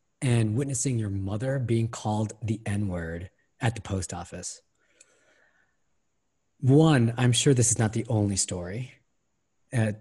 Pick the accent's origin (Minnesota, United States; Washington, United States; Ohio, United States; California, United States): Ohio, United States; I'm from Ohio